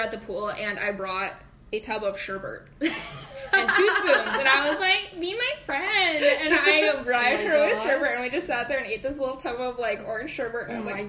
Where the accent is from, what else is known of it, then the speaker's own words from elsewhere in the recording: Gettysburg, Pennsylvania, United States; Well, here's the thing about small town USA, right? Where we grew up in Gettysburg.